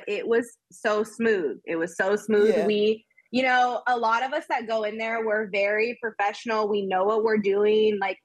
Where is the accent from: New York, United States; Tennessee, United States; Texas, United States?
Texas, United States; Austin; moved away as an adult; now in Los Angeles, United States; I'm from Austin. I'm born and raised in Austin.